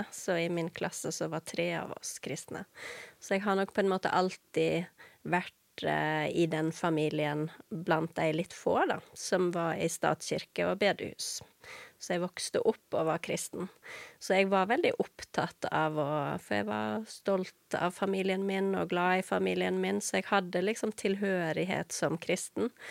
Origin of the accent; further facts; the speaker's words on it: Vestland, Norway; Jeg er jo ikke haugesunder. {S0} Nei. Ikke, {S1} nei. Så jeg, jeg, pleier ofte å si at jeg er en sogning som har forvilla meg, og underveis mista dialekta.